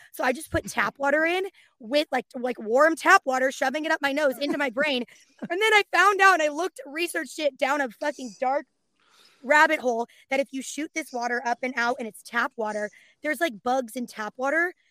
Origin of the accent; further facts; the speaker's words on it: California, United States; I'm from the Bay, born and raised.